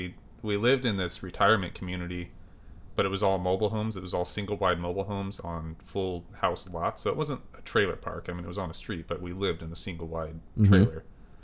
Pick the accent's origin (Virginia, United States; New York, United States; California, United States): California, United States; Nipomo; now in Portland, United States; It's this little town called Napomo, well, I guess it's not little anymore, but it's Napomo, California. When I was there, my parents moved there, I think, in 82. I was born in 82.